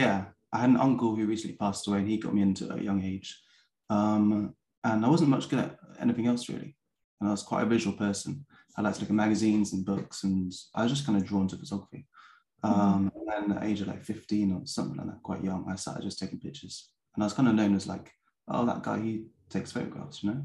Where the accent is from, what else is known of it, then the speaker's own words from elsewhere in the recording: Bath, South West England, United Kingdom; moved away as an adult; also born or lived in Peckham, London; now in London, United Kingdom; I grew up in Bath in England